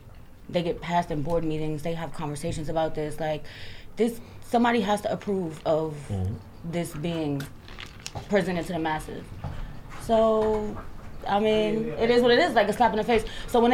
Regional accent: Brooklyn, New York, United States; now in New Jersey, United States; I'm from somewhere. A lot of places. I'm actually from Brooklyn, but I live in Jersey right now.

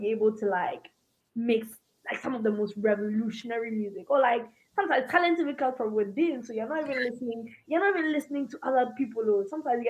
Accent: Ghana; I mean, I grew up in Ghana.

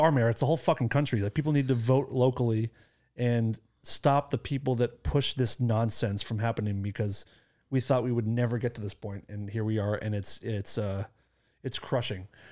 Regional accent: Acton, Massachusetts, United States; my hometown

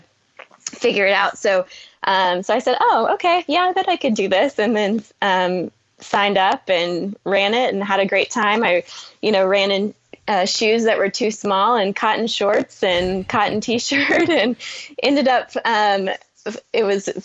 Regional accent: Oklahoma, United States; I'm from Oklahoma

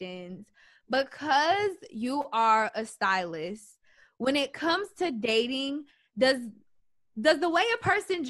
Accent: Atlanta, Georgia, United States; I'm from Atlanta

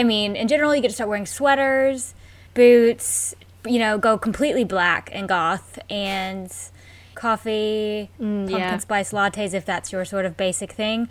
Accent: United States; I'm American.

